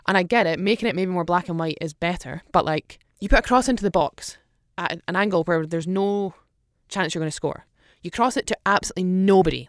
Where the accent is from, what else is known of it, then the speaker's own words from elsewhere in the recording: Aberdeen, Scotland, United Kingdom; moved away; I'm Aberdeen